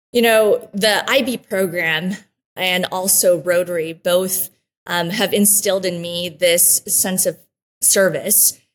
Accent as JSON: {"language": "English", "town": "Wichita", "region": "Kansas", "country": "United States", "tie": "born or raised there", "also_born_or_lived": "Antigua, Guatemala", "first_language": "Spanish", "second_language": "English", "said": "So I was born in Guatemala uh, in 1984, and so I was eight years old when I came to Wichita, Kansas."}